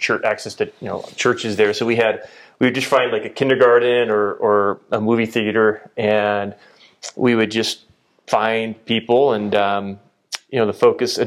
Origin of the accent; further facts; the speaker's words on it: Glendale, California, United States; I grew up in Southern California.